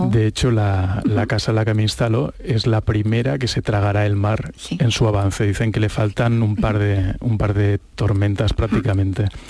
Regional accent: Catalonia, Spain; yo como catalán

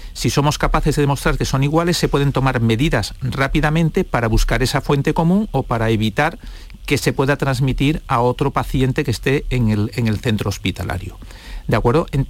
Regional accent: Spain

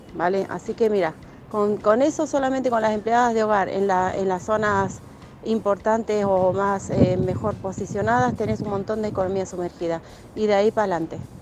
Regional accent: Málaga, Andalusia, Spain; soy de Málaga

